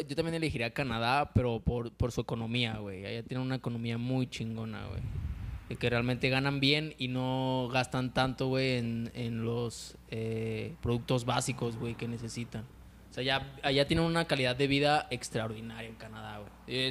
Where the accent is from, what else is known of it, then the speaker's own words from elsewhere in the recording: Mexico; todos los mexicanos somos iguales